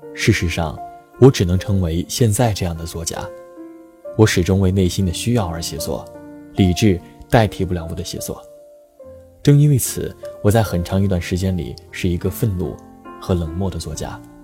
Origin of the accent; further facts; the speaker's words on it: China; 作为一个中国人，只有了解本国的历史和文化，才有资格走出去